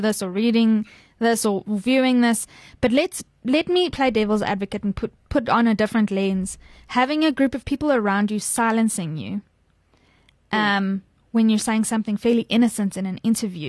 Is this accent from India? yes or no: no; South Africa; as a South African